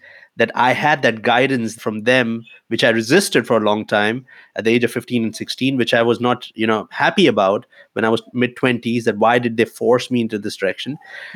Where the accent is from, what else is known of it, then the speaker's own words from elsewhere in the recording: India; moved away as an adult; now in Germany; growing up in India at that time